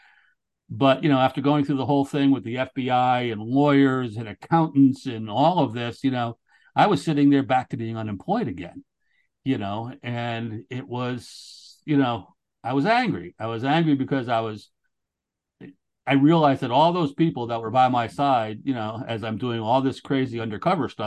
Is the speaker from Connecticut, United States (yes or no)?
yes; New Haven, Connecticut, United States; I grew up in Connecticut, right on, on New Haven